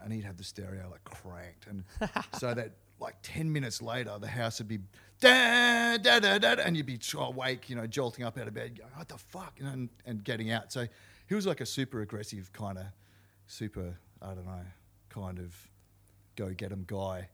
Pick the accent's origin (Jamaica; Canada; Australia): Australia; Canberra, Australian Capital Territory; moved away; also born or lived in Melbourne; I was born in Canberra, and my father was a career police officer